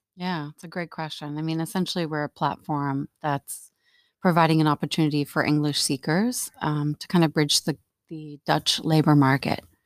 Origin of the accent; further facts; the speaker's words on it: Canada; moved away as an adult; now in Netherlands; I'm actually here from Canada. I've been here for a couple of years